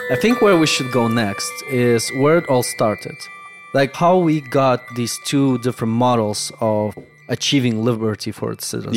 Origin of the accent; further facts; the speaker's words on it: Moldova; first language Russian, Romanian; English is a second language; moved away; Growing up in Moldova